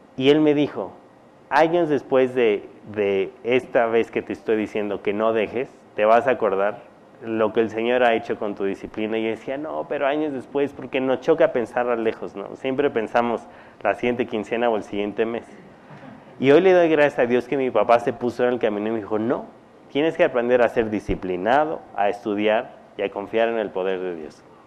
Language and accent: Spanish; Mexico; cuando yo nací mi papá estaba en Estados Unidos, mi mamá aquí